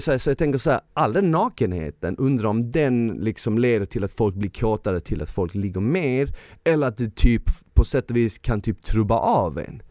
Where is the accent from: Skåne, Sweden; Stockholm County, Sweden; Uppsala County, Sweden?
Skåne, Sweden; Malmö; moved away; jag är från Malmö